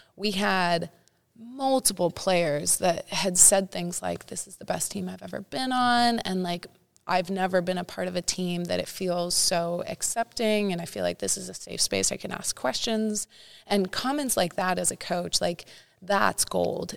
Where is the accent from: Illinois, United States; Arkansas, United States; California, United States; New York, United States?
California, United States; Santa Cruz; moved away as an adult; also born or lived in Nebraska; now in Los Angeles, United States; Northern California. Represent Santa Cruz area.